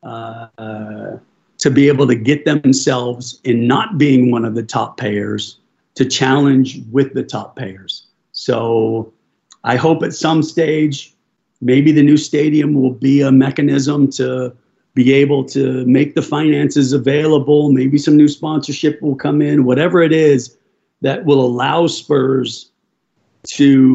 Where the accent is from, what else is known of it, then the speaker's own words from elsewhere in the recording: United States; moved away as an adult; also born or lived in England / Spain / Germany; as an American